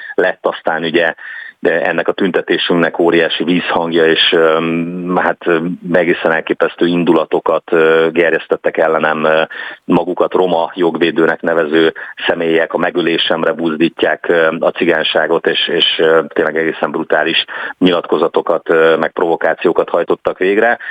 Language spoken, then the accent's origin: Hungarian; Szeged, Csongrád-Csanád, Hungary; also born or lived in Ásotthalom; Szegeden, ahol születtem